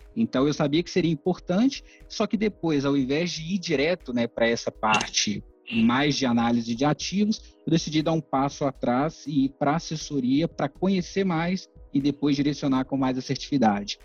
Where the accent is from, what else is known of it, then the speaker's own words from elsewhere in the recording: Ipatinga, Minas Gerais, Brazil; eu sou do interior de Minas, Ipatinga